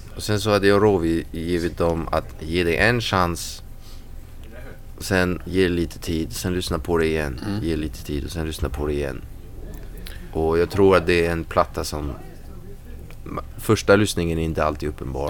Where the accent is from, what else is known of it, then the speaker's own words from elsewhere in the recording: France; moved away as an adult; also born or lived in Nyköping, Sweden / Värmland, Sweden; now in Sweden; Jag är född i, i Frankrike och uppvuxen där